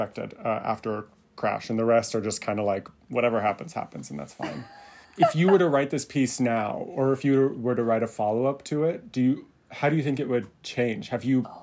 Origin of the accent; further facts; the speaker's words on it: Miami, Florida, United States; now in Los Angeles, United States; I grew up in Miami